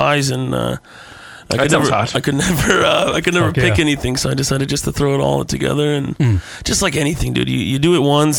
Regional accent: DeKalb, Illinois, United States; rural Illinois. It's probably 60 miles west of Chicago.

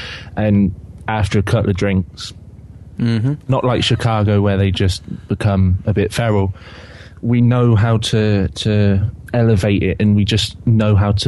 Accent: Swindon, South West England, United Kingdom; I'm from Swindon, which is about an hour away from Bristol.

